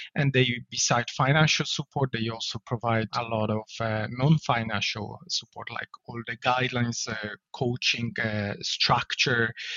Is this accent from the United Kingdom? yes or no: no; Poland; English is a second language; moved away as an adult; now in Ireland; I'm originally from Poland, uh, but I moved to Ireland uh, back in 2004